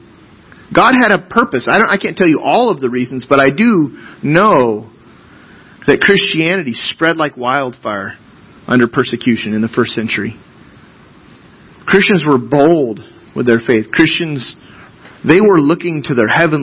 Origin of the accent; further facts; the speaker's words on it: United States; American citizens